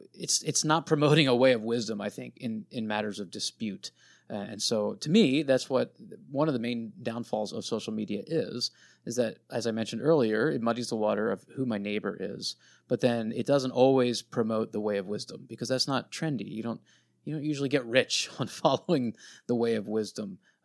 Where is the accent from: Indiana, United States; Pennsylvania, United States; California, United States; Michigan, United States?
Pennsylvania, United States; I grew up in Pennsylvania, right outside of Lancaster County, so we had lots of Amish.